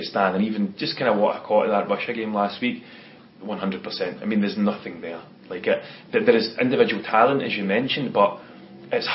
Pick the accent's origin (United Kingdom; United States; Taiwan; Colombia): United Kingdom; Scotland; as a Scotsman